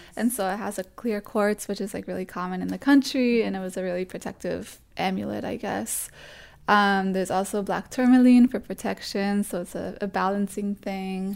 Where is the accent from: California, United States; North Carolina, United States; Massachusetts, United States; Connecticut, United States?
Massachusetts, United States; Springfield; also born or lived in Boston, Massachusetts; I grew up in Massachusetts my whole life until I went to college in Boston